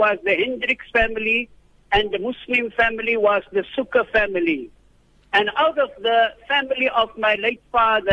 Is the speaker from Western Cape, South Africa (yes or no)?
yes; Worcester, Western Cape, South Africa; I was born in the Bulan town of Worcester